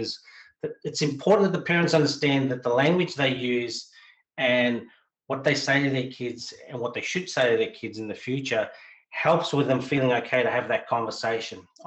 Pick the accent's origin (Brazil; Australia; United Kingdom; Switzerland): Australia; I'm talking probably as an Australian